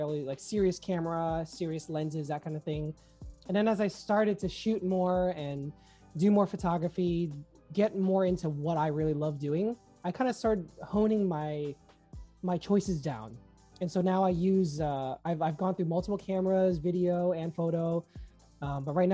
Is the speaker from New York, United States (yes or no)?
yes; New York, United States; I'm from New York